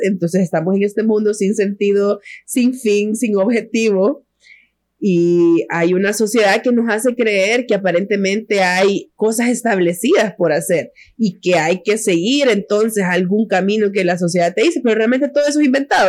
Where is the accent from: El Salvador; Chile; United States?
El Salvador; somos tres, tres mujeres salvadoreñas